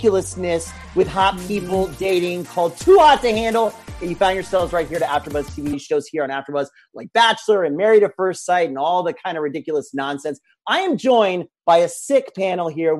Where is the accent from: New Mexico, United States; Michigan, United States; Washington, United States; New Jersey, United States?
New Jersey, United States; From my home state of Jersey